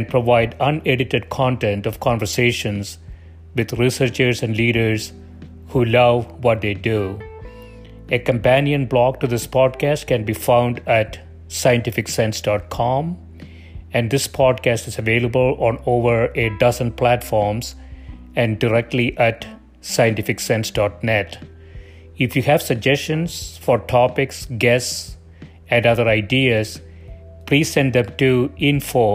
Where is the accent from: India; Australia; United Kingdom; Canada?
India; South India; I grew up in South India